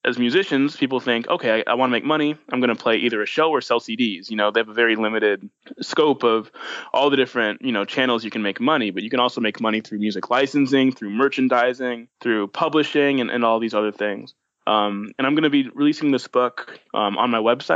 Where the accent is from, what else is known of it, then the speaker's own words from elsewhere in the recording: Chicago, Illinois, United States; moved away as an adult; now in Orlando, United States; I'm from Chicago, Illinois. I was born and raised there, and I moved down to Orlando, Florida in about 2012